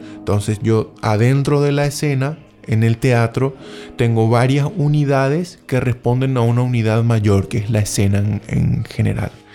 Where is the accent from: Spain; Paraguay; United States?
Paraguay; moved away; soy nacido en Paraguay